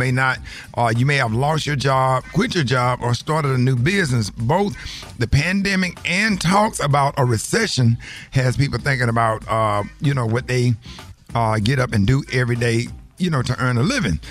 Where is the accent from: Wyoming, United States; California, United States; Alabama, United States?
Alabama, United States; Birmingham; you know I'm from Birmingham, Alabama